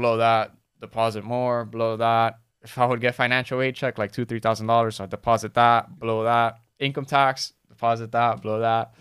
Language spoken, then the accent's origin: English; Miami, Florida, United States; born or raised there